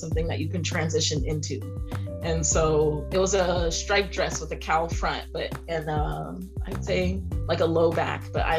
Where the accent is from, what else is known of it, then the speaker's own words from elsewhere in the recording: California, United States; also born or lived in Haiti / Ivory Coast; now in Seattle, United States; I was born in California, but my mom is originally from Haiti, the island, and then my dad is originally from Ivory Coast